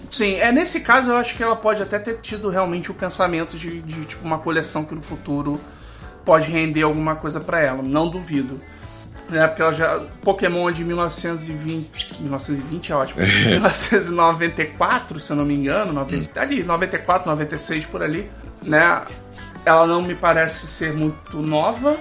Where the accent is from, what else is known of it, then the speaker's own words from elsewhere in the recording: Brazil; a gente cresceu num Brasil ainda muito fechado